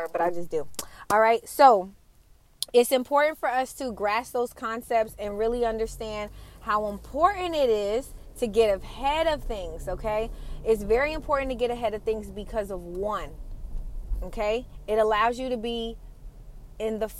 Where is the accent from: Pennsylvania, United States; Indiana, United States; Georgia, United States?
Georgia, United States; Atlanta; I'm from Atlanta